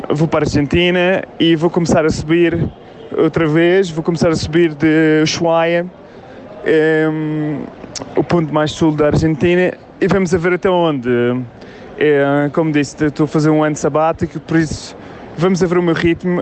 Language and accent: Portuguese; Portugal; sou português